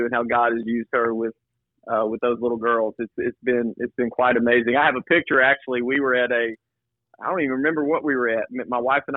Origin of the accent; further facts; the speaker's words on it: Cornersville, Tennessee, United States; now in Knoxville, United States; that's where I grew up, in a small town called Cornersville